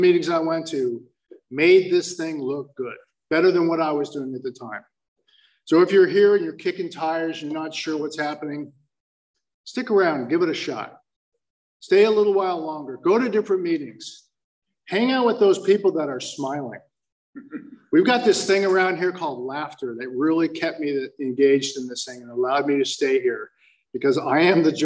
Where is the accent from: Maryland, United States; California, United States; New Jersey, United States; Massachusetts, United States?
California, United States; Fountain Valley; also born or lived in Palos Verdes, California; I was born in the Badlands of Palos Verdes, and I was raised on the mean streets of Fountain Valley